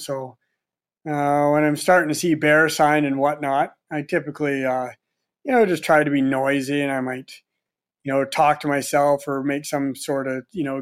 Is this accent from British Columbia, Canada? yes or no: yes; Quadra Island, British Columbia, Canada; I grew up on Quadra Island